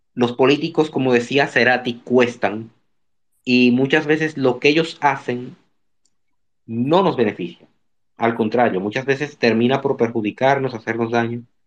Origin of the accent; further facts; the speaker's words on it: Dominican Republic; Sí, soy dominicano.